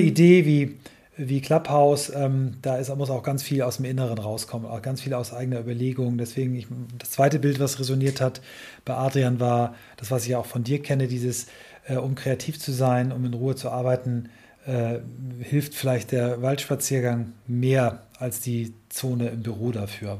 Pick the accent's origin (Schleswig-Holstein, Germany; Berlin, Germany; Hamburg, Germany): Schleswig-Holstein, Germany; Kiel; aus meiner Heimatstadt Kiel